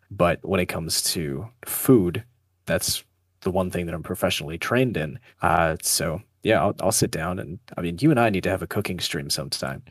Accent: northern Ontario, Canada; now in Ottawa, Canada; I was born in a very small town uh, up in northern Ontario. Went to high school there

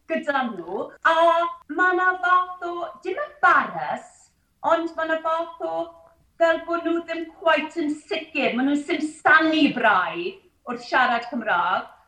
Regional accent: Neath, Wales, United Kingdom; Welsh is a second language; So, is i i ysgol Gymraeg Castell Nedd, um, pan yn bedair mlwydd oed yn dwt bach, Heb air o Gymraeg.

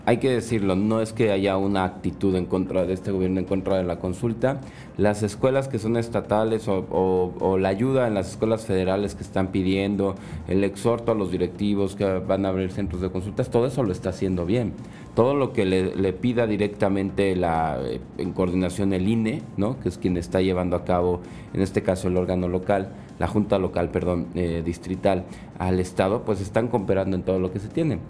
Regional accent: Mexico; como buen mexicano

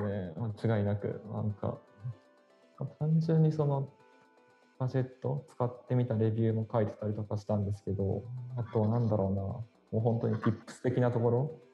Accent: Yokohama, Kanagawa, Japan; 出身は神奈川県の 横浜出身ですね。で現在も横浜に住んでます

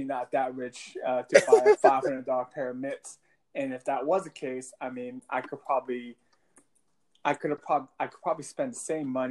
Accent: Los Angeles, California, United States; I'm a Koreatown native

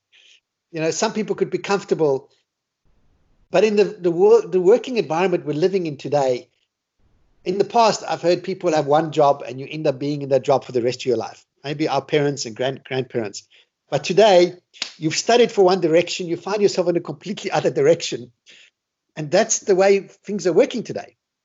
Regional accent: Australia; moved away; I grew up in Australia.

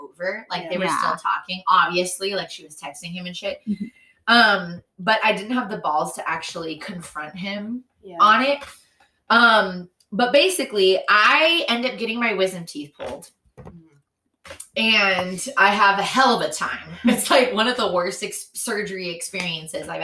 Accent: San Diego, California, United States; growing up in Mare Mesa.

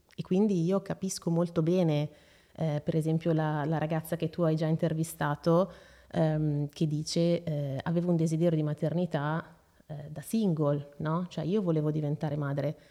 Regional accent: Seregno, Lombardy, Italy; also born or lived in Brianza; vengo da Seregno, sono nata a Seregno, eh, attualmente vivo ancora lì

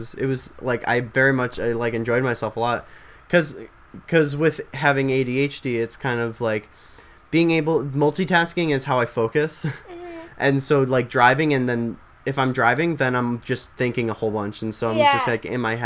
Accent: Illinois, United States; we're from Illinois.

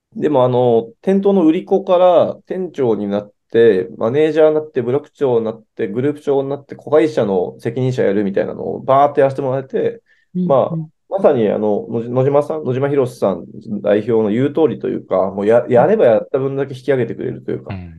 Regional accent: Tokyo, Japan; 私はですね、あの、高円寺出身というのをツイッターとかでもよく 押し出していまして

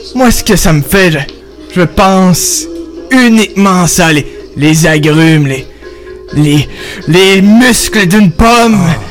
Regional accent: Quebec, Canada; je suis, euh, né, euh, dans le pays du Québec et vive dans le pays du Québec

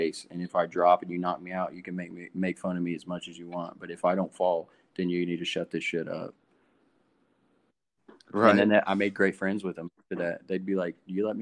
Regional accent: Jacksboro, United States; moved away; growing up in Jacksboro

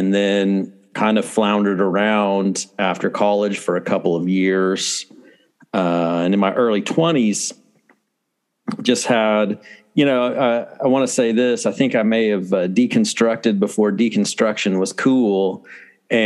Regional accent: Oklahoma City, Oklahoma, United States; moved away as an adult; also born or lived in Pensacola, Florida; now in New Castle, United States; I grew up in Oklahoma City, right outside of Oklahoma City, really

